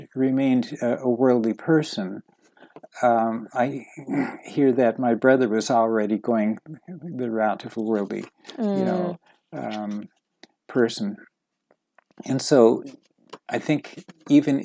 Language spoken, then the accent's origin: English; New York, United States; I was born in New York